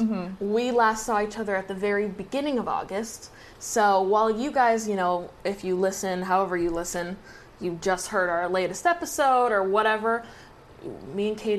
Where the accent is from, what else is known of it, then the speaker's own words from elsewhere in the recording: Exeter, New Hampshire, United States; moved away as an adult; my hometown of Exeter, New Hampshire. I grew up in Exeter, New Hampshire. I was born there. I lived there up until literally like 10 days ago, and I'm almost 23, so my entire fucking life.